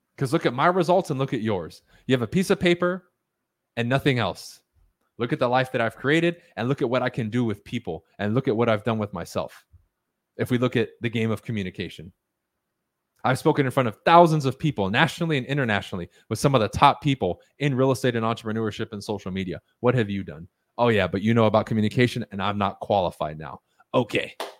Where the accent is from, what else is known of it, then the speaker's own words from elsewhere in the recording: United States; first language Spanish; English is a second language; I'm the first one in my family born on American soil who is now a native English speaker, even though I wasn't taught English until I went to school